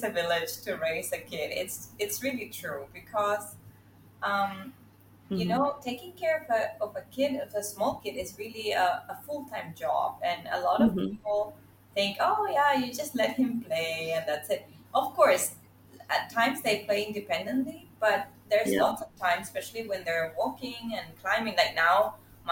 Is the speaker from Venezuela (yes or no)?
yes; Venezuela; now in Singapore; I'm from Venezuela, but currently living in Singapore